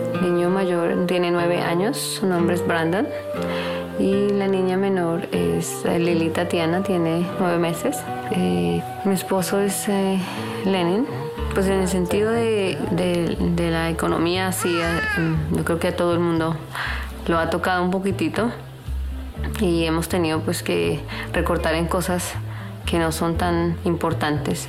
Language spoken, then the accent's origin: Spanish; Colombia; moved away; soy de Colombia, Suramérica